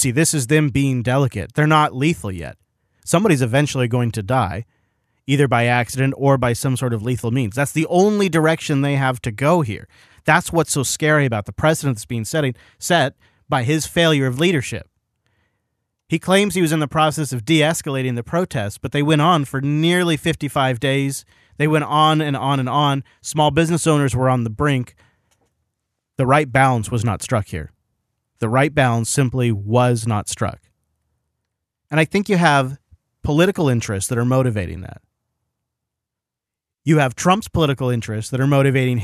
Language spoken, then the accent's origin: English; Washington, United States; we have Washington plates